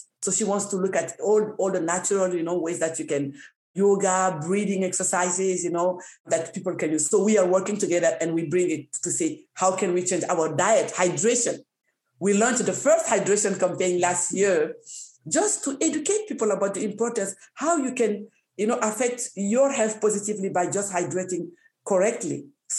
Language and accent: English; Canada; because I think it's the responsibility of the government to support us, because we're Canadian, like any other disease.